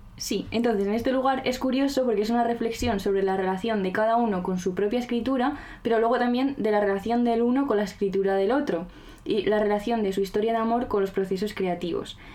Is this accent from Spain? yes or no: yes; La Rioja, Spain; Yo soy riojana